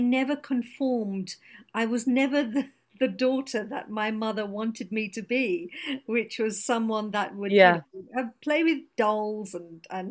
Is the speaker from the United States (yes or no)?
no; London, United Kingdom; first language Gujarati; I was born and brought up in London, and my parents are British Indian, and so I was born and brought up here